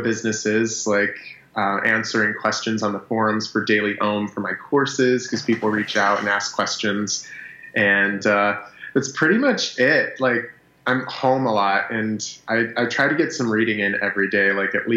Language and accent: English; New York, United States; now in Los Angeles, United States; I'm Sicilian from New York.